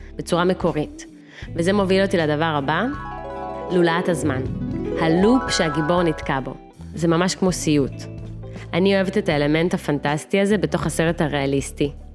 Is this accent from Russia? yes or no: yes; Russia; moved away; נולדתי ברוסיה, בעיר קטנטונת, בתחילת שנות ה-90